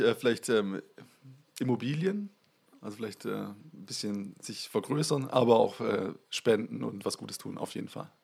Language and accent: German; Waldenbuch, Baden-Württemberg, Germany; now in Kuppingen, Germany; ich bin in Waldenbuch aufgewachsen